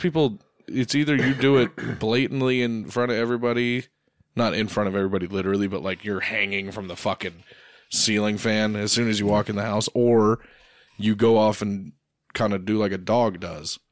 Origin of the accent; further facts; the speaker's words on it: United States; I'm American